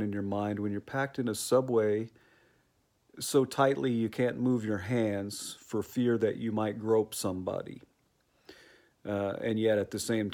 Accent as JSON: {"language": "English", "region": "Oklahoma", "country": "United States", "moved": "yes", "lives_now": "South Korea", "said": "Oklahoma, my home state"}